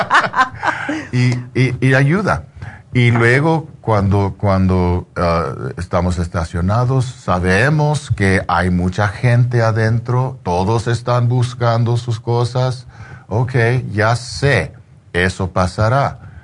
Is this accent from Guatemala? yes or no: no; United States; yo soy de aquí, yo, yo, yo, ah, soy chicano